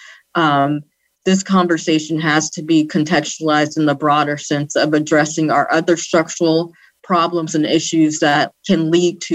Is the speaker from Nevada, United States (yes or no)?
yes; Las Vegas, Nevada, United States; I grew up in Las Vegas, Nevada